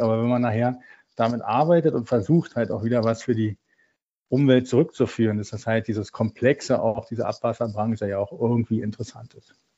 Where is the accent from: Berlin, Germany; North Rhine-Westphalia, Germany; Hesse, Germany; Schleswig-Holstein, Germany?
Berlin, Germany; Ja, ich bin ein gebürtiger Berliner, bin dort aufgewachsen.